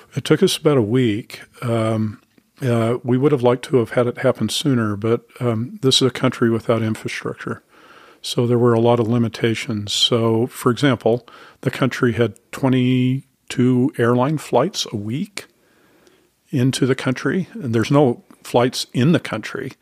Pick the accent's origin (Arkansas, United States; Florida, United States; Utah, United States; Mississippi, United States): Utah, United States; Salt Lake City; moved away as an adult; now in Falls Church, Virginia, United States; I grew up in Salt Lake City